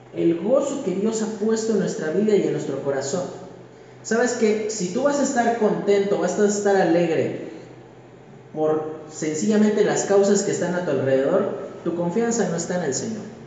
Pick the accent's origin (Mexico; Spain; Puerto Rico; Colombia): Mexico; Como mexicanos